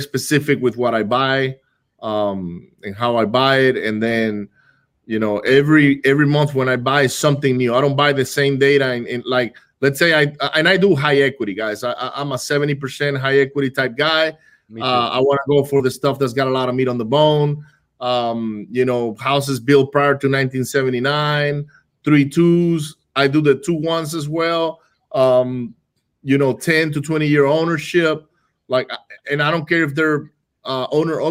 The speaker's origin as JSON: {"language": "English", "country": "Venezuela", "tie": "born or raised there", "moved": "yes", "said": "I grew up in Venezuela, right? I grew up in Venezuela"}